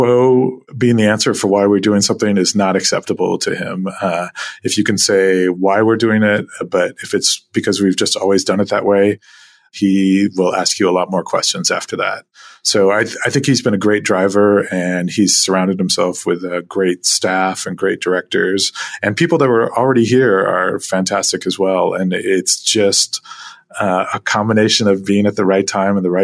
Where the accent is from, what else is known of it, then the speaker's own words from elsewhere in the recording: Anchorage, Alaska, United States; also born or lived in Fairbanks, Alaska; I was born in Fairbanks, Alaska, and have lived in Anchorage most of my life